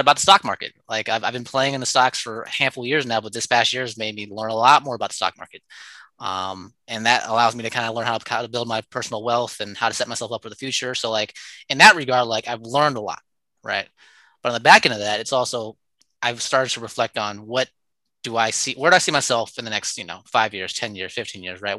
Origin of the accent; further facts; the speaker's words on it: Oakland, California, United States; I'm born and raised in Oakland